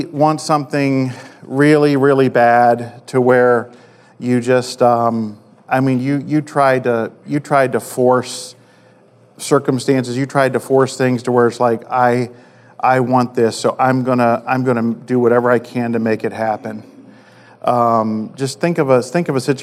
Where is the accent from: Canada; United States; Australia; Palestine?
United States; Maryland; I grew up in Maryland